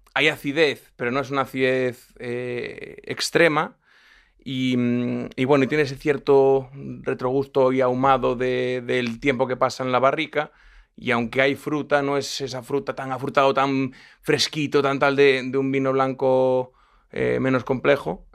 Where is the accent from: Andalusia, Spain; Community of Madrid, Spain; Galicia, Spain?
Galicia, Spain; Lugo; yo soy de Lugo